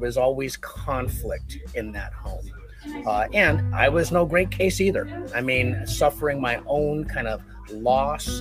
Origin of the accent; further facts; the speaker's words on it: California, United States; I grew up in California in a beautiful extended Mexican-American family